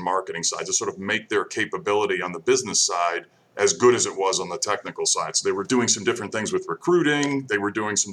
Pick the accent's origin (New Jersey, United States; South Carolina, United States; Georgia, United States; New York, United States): New York, United States; Saratoga Springs; moved away as an adult; also born or lived in Troy, New York / Virginia Beach, Virginia / Lemoore, California / Midwest; grew born and raised in Saratoga Springs, New York, and left there after college.